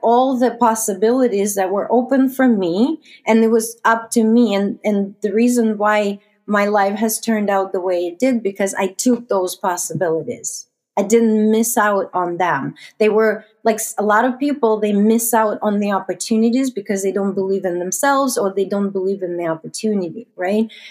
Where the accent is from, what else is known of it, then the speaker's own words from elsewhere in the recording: Russia; moved away as an adult; now in Canada; I was born and raised in Russia.